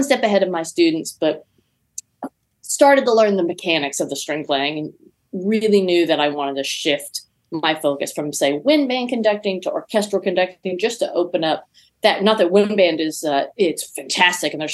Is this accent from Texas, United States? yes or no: yes; East Texas, United States; now in Winston-Salem, United States; I'm originally from Texas. I grew up in East Texas on about 5 acres of land